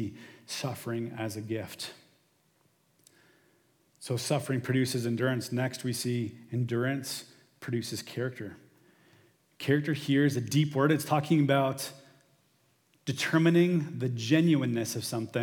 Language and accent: English; St. Thomas, Ontario, Canada; We're from St. Thomas